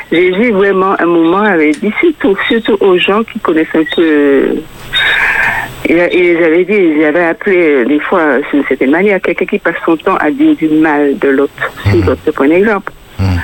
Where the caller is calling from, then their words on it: Fort-de-France, Martinique; Je suis de Fort-de-France